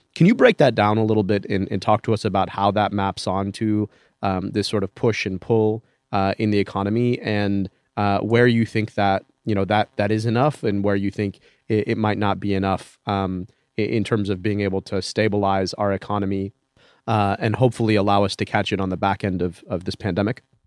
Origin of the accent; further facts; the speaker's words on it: Detroit, Michigan, United States; my hometown in Detroit